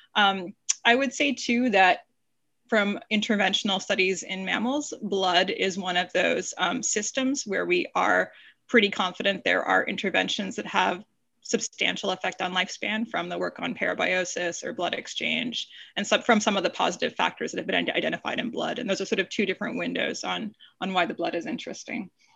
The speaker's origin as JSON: {"language": "English", "country": "Canada", "also_born_or_lived": "Toronto, Canada / Stanford, United States", "moved": "as an adult", "said": "I'm a Canadian by background"}